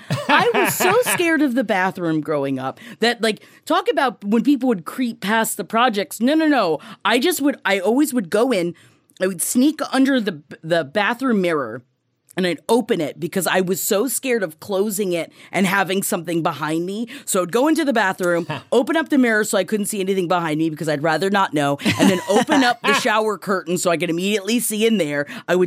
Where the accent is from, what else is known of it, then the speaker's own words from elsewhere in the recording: Queens, New York, United States; we grew up in Queens, so we grew up next to the project